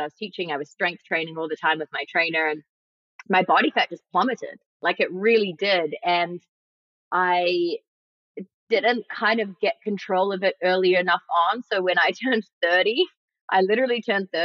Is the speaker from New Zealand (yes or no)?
yes; New Zealand; also born or lived in New York, United States; now in Los Angeles, United States; I grew up in New Zealand where the food is very clean and amazing